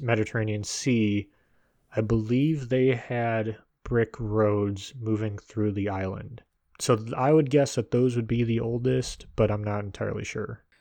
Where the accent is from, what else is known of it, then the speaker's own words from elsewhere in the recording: United States; as an American